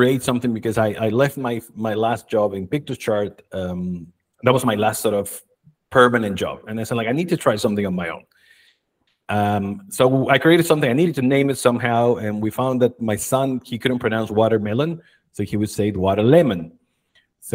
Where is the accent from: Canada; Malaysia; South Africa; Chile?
Chile; moved away as an adult; also born or lived in United States; When I was 20, I left my country, Chile. I'm originally from Chile.